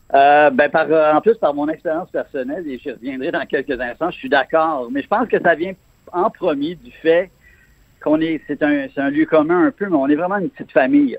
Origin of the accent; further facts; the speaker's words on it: Quebec, Canada; en tant que Québécois